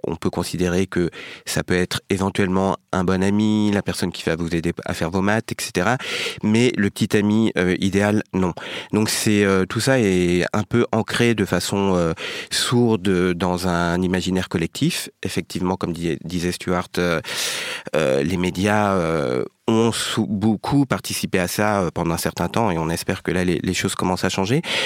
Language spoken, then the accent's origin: French; France; d'origine vietnamienne, né en France, grandi en France